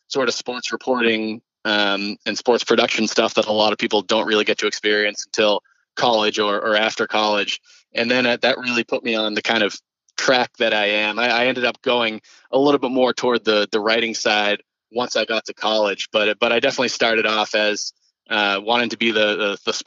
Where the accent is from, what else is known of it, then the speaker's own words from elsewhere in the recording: Wrentham, Massachusetts, United States; also born or lived in New York City; I was born in New York City, but I moved to Massachusetts when I was two and a half. So I spent most of my life in Massachusetts. Wrentham is the town over from Foxborough